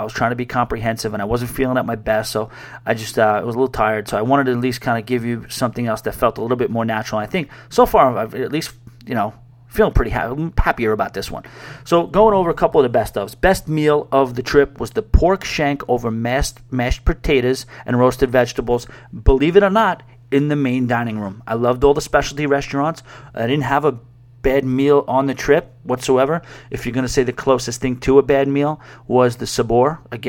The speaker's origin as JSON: {"language": "English", "region": "New York", "country": "United States", "tie": "born or raised there", "said": "I grew up on boardwalks near Long Beach in Long Island, Coney Island."}